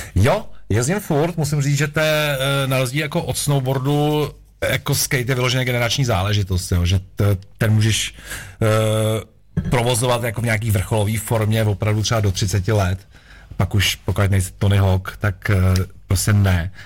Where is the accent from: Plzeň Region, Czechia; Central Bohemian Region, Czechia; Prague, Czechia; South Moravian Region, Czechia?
Prague, Czechia; moved away as an adult; jakožto rodilej Pražák jsem se odstěhoval vlastně z Prahy